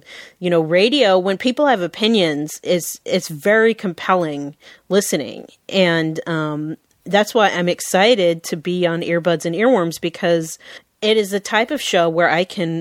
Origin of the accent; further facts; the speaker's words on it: Seattle, Washington, United States; I was born and raised in Seattle, and I still work here in Seattle.